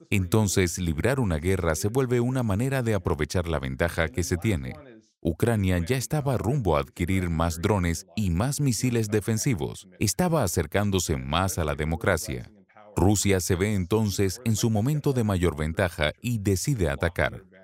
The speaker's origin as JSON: {"language": "Spanish", "town": "Chicago", "region": "Illinois", "country": "United States", "tie": "born or raised there", "said": "su índice de homicidios es solo el tercio del índice de mi ciudad natal, Chicago"}